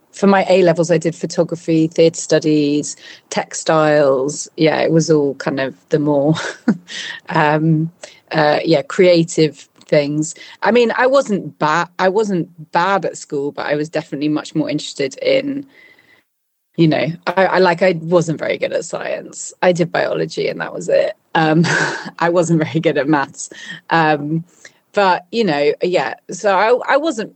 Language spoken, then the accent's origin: English; London, United Kingdom; also born or lived in Battersea; now in Bristol, United Kingdom; when I was five, we moved to London. So mainly I grew up in London